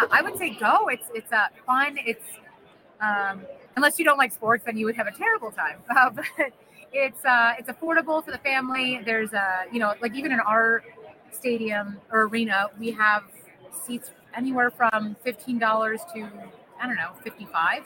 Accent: Buffalo, New York, United States; I've been born and raised in Buffalo

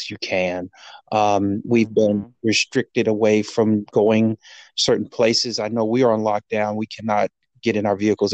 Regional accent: Gary, Indiana, United States; moved away as an adult; born and raised in Gary, Indiana

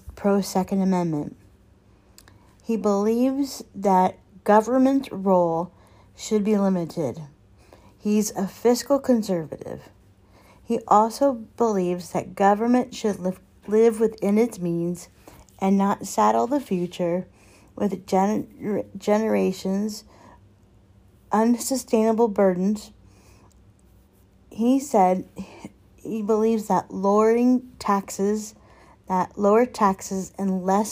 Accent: North Carolina, United States; my home state of North Carolina

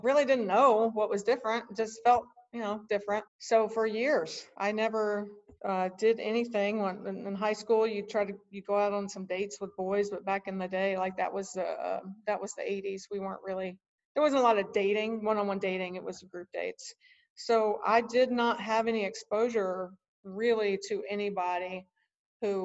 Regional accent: South Carolina, United States; I grew up in South Carolina.

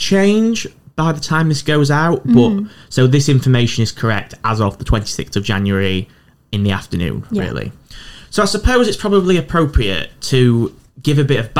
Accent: Doncaster, Yorkshire and the Humber, United Kingdom; now in Newcastle upon Tyne, United Kingdom; Biker's my local metro station, and I'm from Doncaster

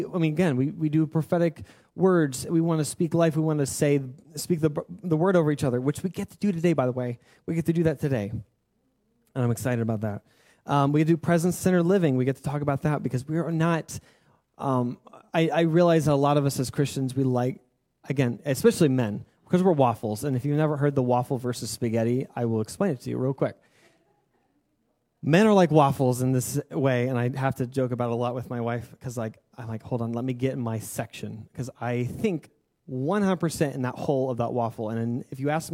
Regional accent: United States; we are American

